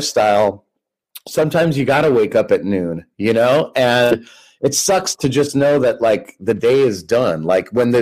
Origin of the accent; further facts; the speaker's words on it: United States; also born or lived in Southern California / Ireland; I'm American through and through